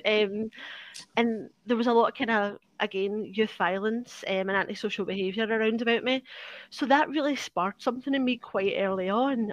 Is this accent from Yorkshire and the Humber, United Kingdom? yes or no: no; Glasgow, Scotland, United Kingdom; I'm from Parkhead, which is the east end of Glasgow